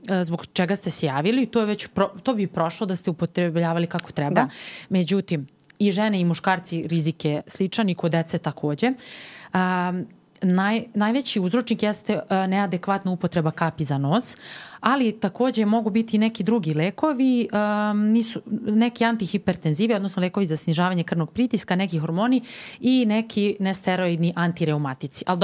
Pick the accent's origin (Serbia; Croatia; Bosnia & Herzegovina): Serbia; kod nas u Srbiji